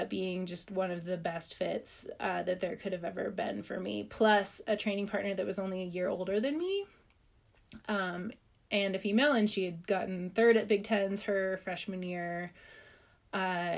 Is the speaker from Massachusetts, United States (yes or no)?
no; Washington, United States; growing up in Washington